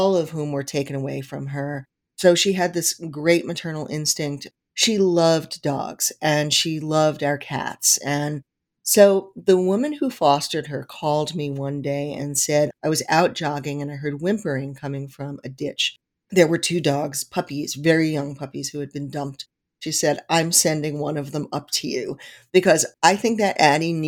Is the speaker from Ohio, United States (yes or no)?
no; New York City, New York, United States; moved away as an adult; now in Newtown, United States; I grew up in Forest Hills, New York, which is about 7 miles east of Manhattan